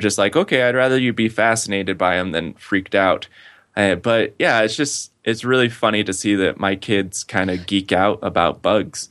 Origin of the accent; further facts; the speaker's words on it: West Valley City, Utah, United States; moved away; I grew up in West Valley City, Utah